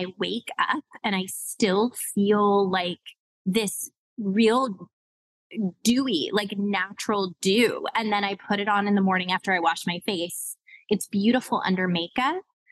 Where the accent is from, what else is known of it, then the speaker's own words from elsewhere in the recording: Los Angeles, California, United States; also born or lived in New York City; grew up in LA proper, like Hollywood, the Valley, like right smack in between, in the middle of the city